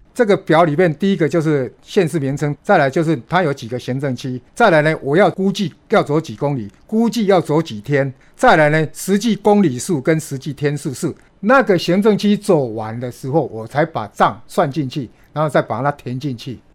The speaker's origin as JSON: {"language": "Chinese", "region": "northern Taiwan", "country": "Taiwan", "said": "我们都是北部的小孩"}